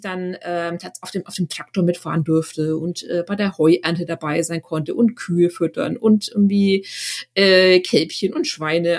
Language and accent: German; Schwabach, Bavaria, Germany; tatsächlich bin ich in einem kleinen Dorf ähm, aufgewachsen in der Nähe von Schwabach